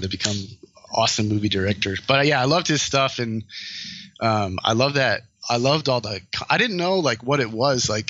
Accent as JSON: {"language": "English", "region": "Rhode Island", "country": "United States", "tie": "born or raised there", "also_born_or_lived": "Connecticut / Pennsylvania", "moved": "as an adult", "lives_now": "Los Angeles, United States", "said": "I was born in Connecticut, grew up in Rhode Island."}